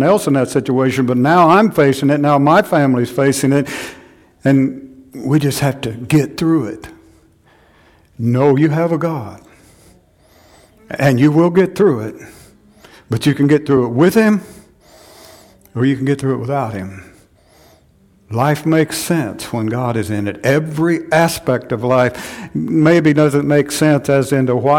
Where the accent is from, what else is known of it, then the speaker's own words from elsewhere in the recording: Chelsea, Oklahoma, United States; moved away; my hometown, Chelsea, Oklahoma